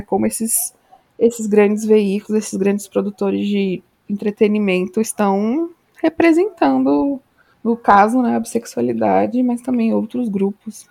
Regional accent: São Paulo, Brazil; now in Natal, Brazil; Moro em Natal, Rio Grande do Norte, mas sou paulista

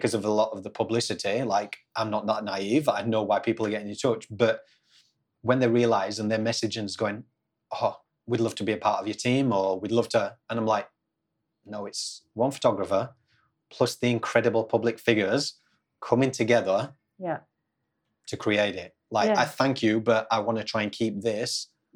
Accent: England, United Kingdom; now in Australia; I'm English, but obviously lived in Australia for a long time now.

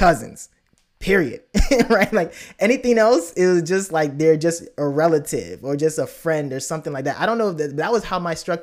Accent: United States; I came to the States as a young, and I grew up in the States

